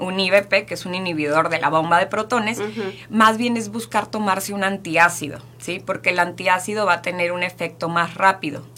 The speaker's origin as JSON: {"language": "Spanish", "country": "Mexico", "said": "Estamos acostumbrados como mexicanos"}